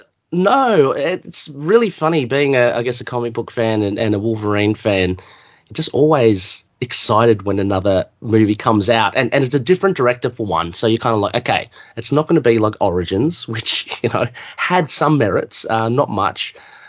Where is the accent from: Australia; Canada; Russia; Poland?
Australia